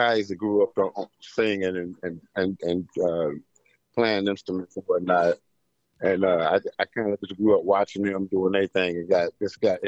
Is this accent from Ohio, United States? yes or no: yes; Cincinnati, Ohio, United States; moved away as an adult; now in Los Angeles, United States; I'm actually from Cincinnati, Ohio. I'm from Ohio